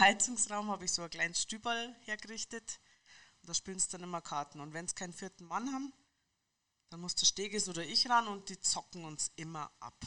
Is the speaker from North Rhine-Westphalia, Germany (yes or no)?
no; Munich, Bavaria, Germany; Ich bin eine Münchnerin